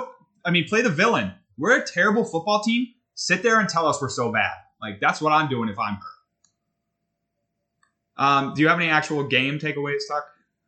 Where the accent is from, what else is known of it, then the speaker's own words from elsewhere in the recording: New England, United States; we're from New England.